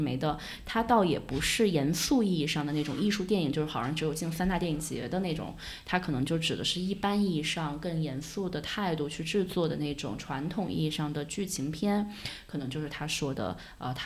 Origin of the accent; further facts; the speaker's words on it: China; 我们中国人